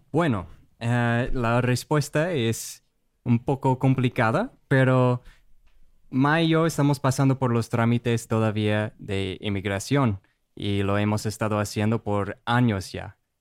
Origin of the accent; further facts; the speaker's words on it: Rochester, Minnesota, United States; Spanish is a second language; moved away as an adult; now in Puerto Rico; soy de Estados Unidos, de ah, Rochester, Minnesota, es la casa del Mayo Clinic, el hospital, uno de los hospitales más grandes mm. en el mundo, de hecho, y pues crecí ahí